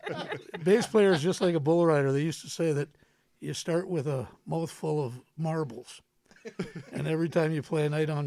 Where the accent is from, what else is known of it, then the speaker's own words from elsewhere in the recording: Cambridge, Ontario, Canada; also born or lived in Kitchener, Ontario; I was born in Kitchener, raised in Cambridge.